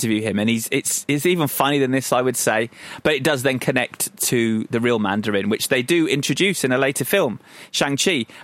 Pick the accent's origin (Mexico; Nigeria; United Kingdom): United Kingdom; Croydon, London; I was from Croydon